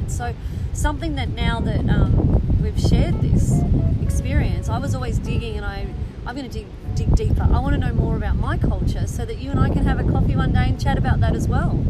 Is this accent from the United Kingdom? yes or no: no; Australia; I'm an Australian.